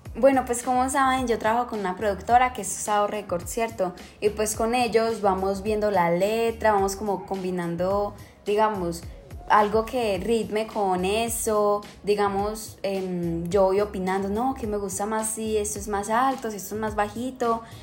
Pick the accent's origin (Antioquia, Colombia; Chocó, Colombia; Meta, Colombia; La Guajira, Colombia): Antioquia, Colombia; Medellín; also born or lived in Chile; desde cuando me vine a vivir a Medellín, porque yo nací en Chile